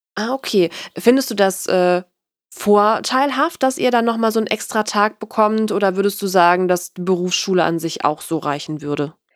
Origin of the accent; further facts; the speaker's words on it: North Rhine-Westphalia, Germany; ich komme aus Nordrhein-Westfalen